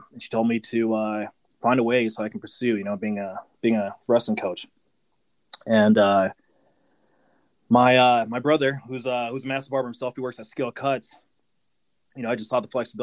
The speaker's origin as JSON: {"language": "English", "town": "Fargo", "region": "North Dakota", "country": "United States", "tie": "born or raised there", "also_born_or_lived": "Haiti", "said": "I was born in Haiti. I came here when I was 3 years old, and we came straight to Fargo, North Dakota."}